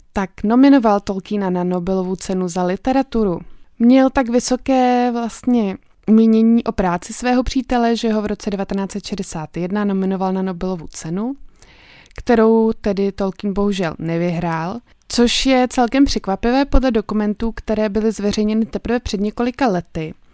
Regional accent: Czechia; u nás v Čechách

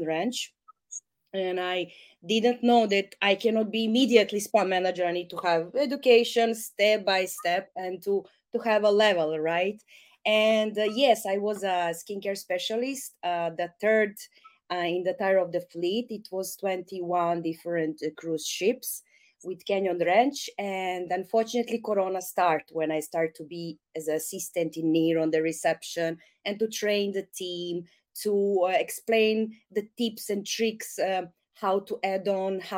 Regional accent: Serbia; I'm all from Serbia

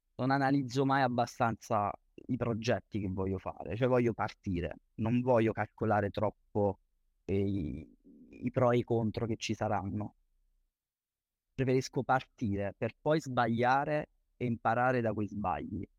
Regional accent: Campobasso, Molise, Italy; meno male che sono nato in provincia, perché Campobasso è il capoluogo

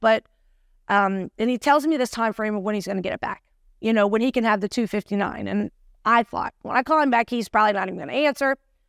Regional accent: Cincinnati, Ohio, United States; Born and raised. Oh. Born and raised, yes.

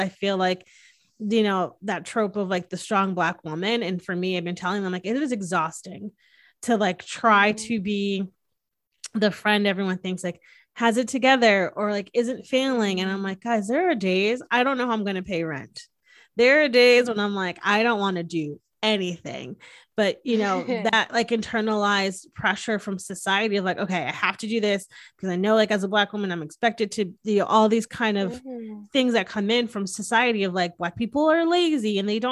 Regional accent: Northeast, United States; now in Texas, United States; I'm from the Northeast, which is like way more like liberal and accepting

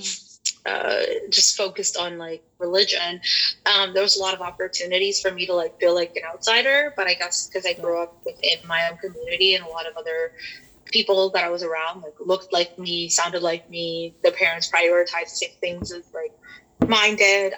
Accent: Toronto, Ontario, Canada; I was born and raised in Toronto.

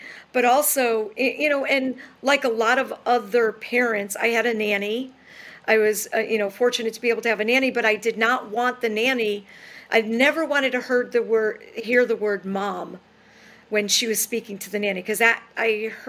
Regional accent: New York, United States; moved away as an adult; also born or lived in Boston, Massachusetts / Hingham, Massachusetts; So I think I'm going to move back to New York because I'm originally from New York.

